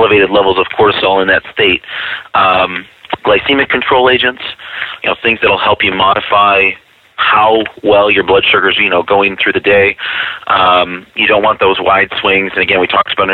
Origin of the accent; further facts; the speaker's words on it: Rochester, New York, United States; I'm from Rochester, New York